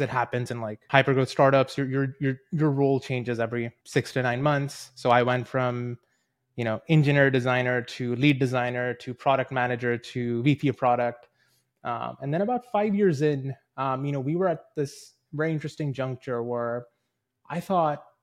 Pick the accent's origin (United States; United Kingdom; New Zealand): New Zealand; also born or lived in India; I'm a two-time immigrant. I was born in India. My parents moved over to New Zealand when I was ten.